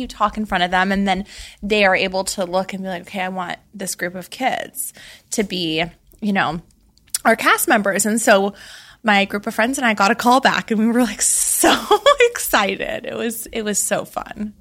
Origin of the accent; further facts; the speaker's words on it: Laguna Beach, California, United States; I grew up in Laguna Beach, California, where the show took place.